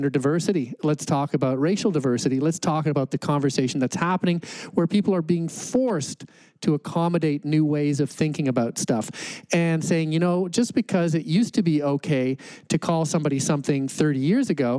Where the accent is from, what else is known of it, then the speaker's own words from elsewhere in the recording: Calgary, Alberta, Canada; I grew up in Calgary